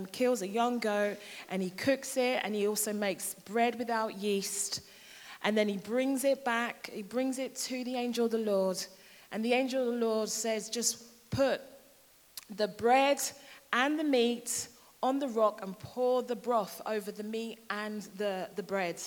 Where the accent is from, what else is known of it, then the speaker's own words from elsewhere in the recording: London, United Kingdom; moved away as an adult; now in Hertfordshire, United Kingdom; I'm from London and I've been in Hertfordshire now for about 13 years.